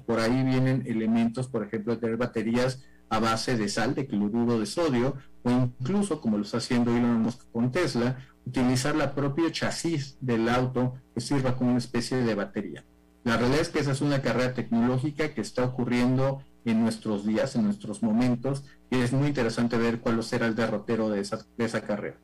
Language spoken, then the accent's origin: Spanish; Mexico; en México, en mi país